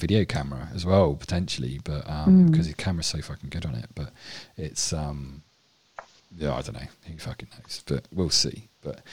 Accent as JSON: {"language": "English", "town": "Winchester", "region": "South East England", "country": "United Kingdom", "tie": "born or raised there", "also_born_or_lived": "Essex", "accent": "posh English", "said": "I'm born and bred Winchester, kind of posh English kind"}